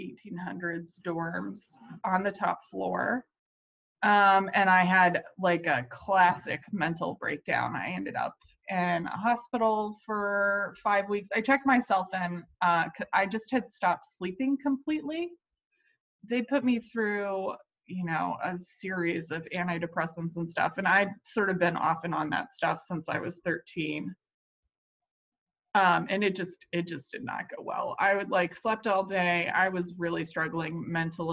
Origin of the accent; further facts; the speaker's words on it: Georgia, United States; also born or lived in New York; now in Los Angeles, United States; I grew up in the South. I grew up in Georgia